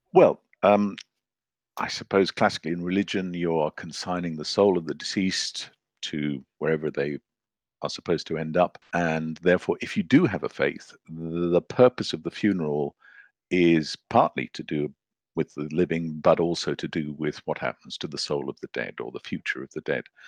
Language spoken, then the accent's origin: English; Zambia; moved away; also born or lived in Zimbabwe / Scotland / London; I grew up in Zambia